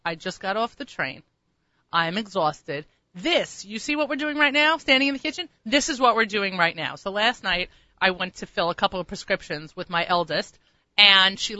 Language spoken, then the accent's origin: English; Long Island, New York, United States; I'm from Long Island